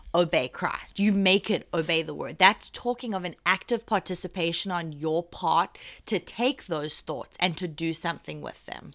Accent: England, United Kingdom; accent: English English; I'm English English

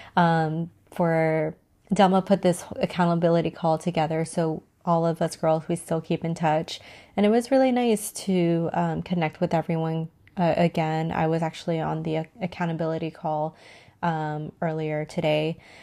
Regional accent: San Diego, California, United States; I'm from San Diego, so San Diego is known to have, like, the most beautiful weather

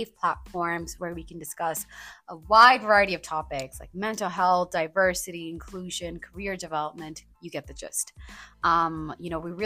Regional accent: India; moved away; I was actually born and brought up in India

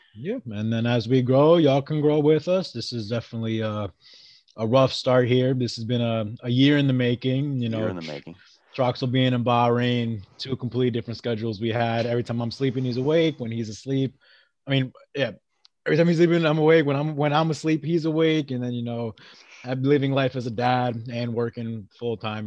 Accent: Maryland, United States; moved away as an adult; also born or lived in Worcester, Massachusetts / Rhode Island; now in Great Lakes, United States; And then the majority of my life, I did live in Maryland

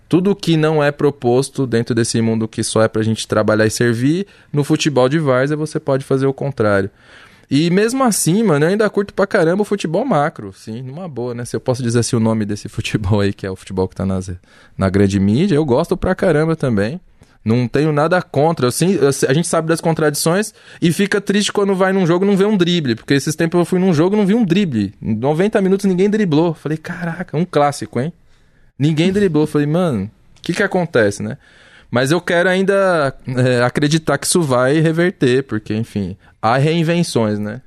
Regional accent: São Paulo, Brazil; eu sou de Pirituba

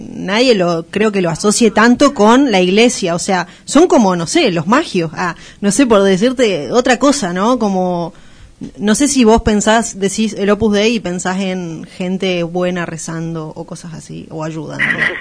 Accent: Chaco, Argentina; moved away; also born or lived in Córdoba; yo un tiempo viví en Córdoba, yo soy de Chaco

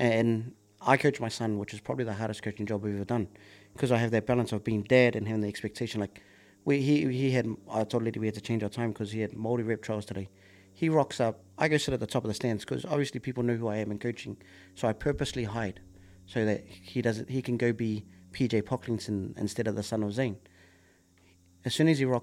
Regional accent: Auckland, New Zealand; growing up in Kelston

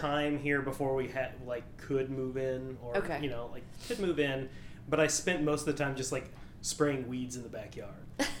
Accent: Mountain Home, Arkansas, United States; also born or lived in Shreveport, Louisiana / Maumelle, Arkansas; I am from Arkansas. I grew up in Mountain Home.

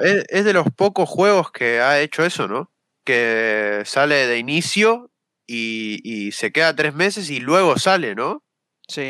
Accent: Argentina; soy de Argentina

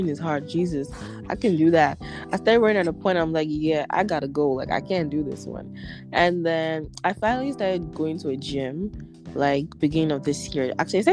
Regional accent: Nigeria; now in Ottawa, Canada; coming from as a Nigerian

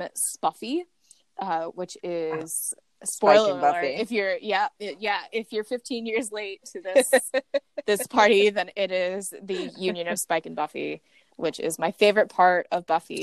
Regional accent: United States; moved away as an adult; now in United Kingdom; I say that as an American, like, living in the UK, but I've been here for 3 years

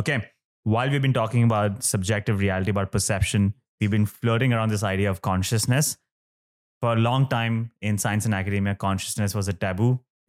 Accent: Oman; I was born in Oman.

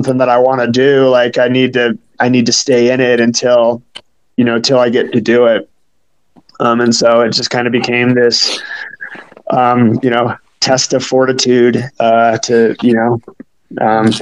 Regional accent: Midwest, United States; now in Florida, United States; I grew up in the Midwest

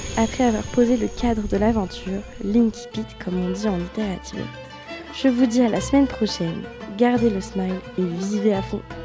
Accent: Le Mans, Pays de la Loire, France; moved away as an adult; now in Rennes, France; je suis originaire du Mans, une ville magnifique où les rillettes et les 24 heures sont des fiertés nationales.

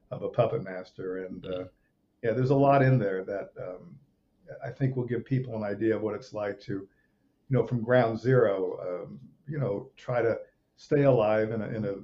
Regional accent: Rome, Lazio, Italy; uh, I grew up in Rome, Italy. I, was a few years old. We went to Rome, and that's kind of where my dad made movies

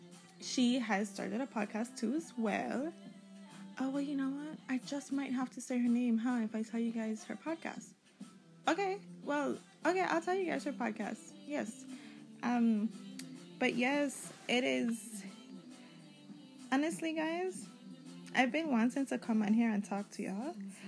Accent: U.S. Virgin Islands; I am from the Virgin Islands. I have roots all over, though.

